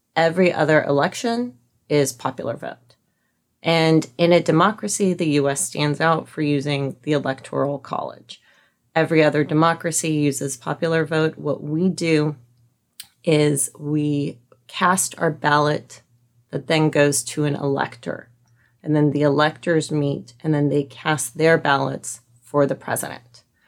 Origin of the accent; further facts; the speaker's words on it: Albuquerque, New Mexico, United States; moved away as an adult; also born or lived in California; I grew up in Albuquerque